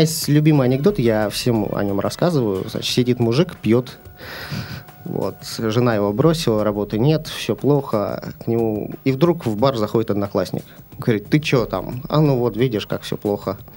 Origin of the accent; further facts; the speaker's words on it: near Moscow, Moscow Oblast, Russia; now in Saint Petersburg, Russia; Я родился в Питере, но поскольку у меня отец был космонавт, программист, нас отправили под Москву жить